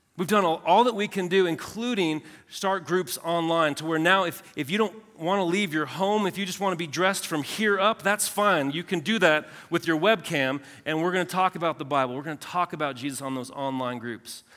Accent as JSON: {"language": "English", "region": "Southern California", "country": "United States", "said": "I'm from Southern California"}